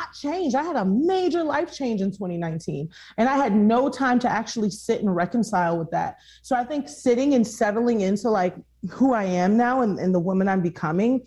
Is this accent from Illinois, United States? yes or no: no; Houston, Texas, United States; I grew up in Houston where you walk outside and it's so humid